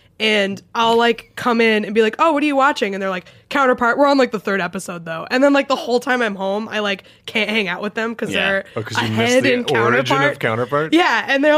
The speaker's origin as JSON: {"language": "English", "region": "New England", "country": "United States", "tie": "born or raised there", "said": "I grew up in Patriots country."}